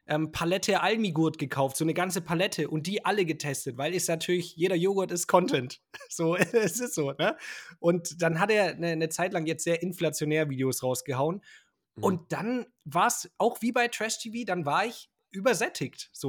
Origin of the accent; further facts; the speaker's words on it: Schonungen, Bavaria, Germany; ich komme aus Schonungen bei Schweinfurt.